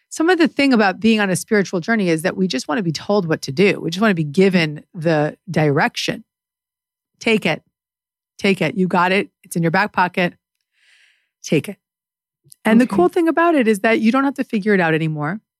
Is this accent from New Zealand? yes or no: no; Canada; I'm Canadian.